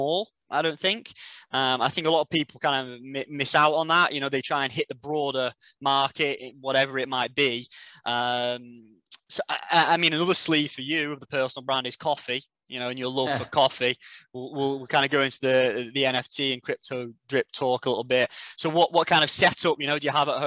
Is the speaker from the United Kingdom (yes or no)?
yes; United Kingdom; being a Brit.